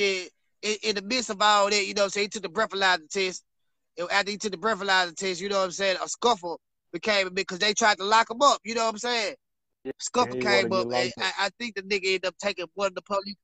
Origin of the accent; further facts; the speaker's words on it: Memphis, Tennessee, United States; I'm from Memphis